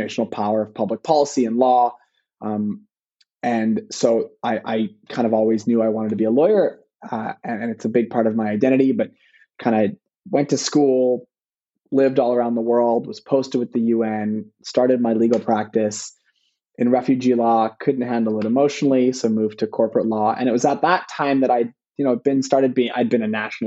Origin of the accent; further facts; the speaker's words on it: Vancouver, British Columbia, Canada; I was born in Vancouver and in the kind of mid-80s